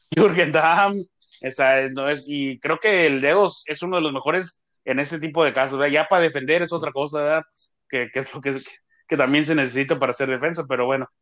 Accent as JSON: {"language": "Spanish", "country": "Mexico", "moved": "yes", "lives_now": "United States", "said": "uno como mexicano también lo vive aquí en Estados Unidos"}